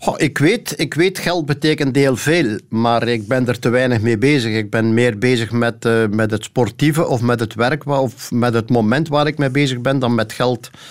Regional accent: Sint-Niklaas, Flanders, Belgium; also born or lived in Temse; eigenlijk was het Temse, maar ik woon al langer in Sint-Niklaas dan ik in Temse gewoond heb. Dus laten we maar zeggen, ik woon in de straat waar ik geboren ben.

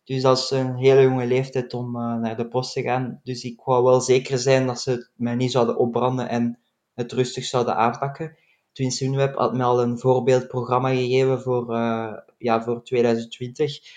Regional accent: Belgium; als Belgen

